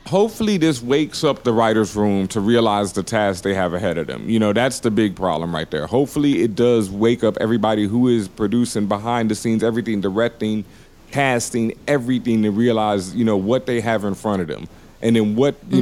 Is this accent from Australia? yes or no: no; the South, United States; I grew up in the South